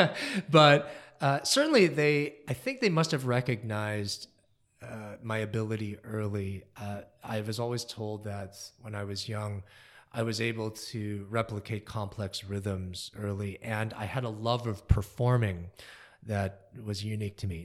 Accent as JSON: {"language": "English", "area": "New Jersey", "region": "Michigan", "country": "United States", "tie": "born or raised there", "said": "I was born in New Jersey"}